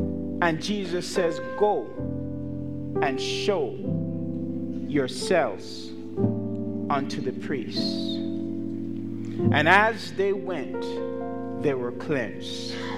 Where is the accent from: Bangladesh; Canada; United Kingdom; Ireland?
Canada; Now, as you know, I'm from Canada. My family, we are Canadians, and so we celebrate Thanksgiving 1 month before you.